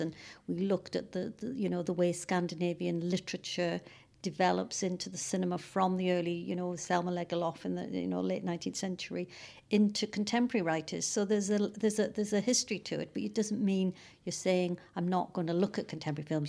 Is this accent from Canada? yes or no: no; North Wales, United Kingdom; now in Cambridge, United Kingdom; I'm from Wales. I'm from North Wales originally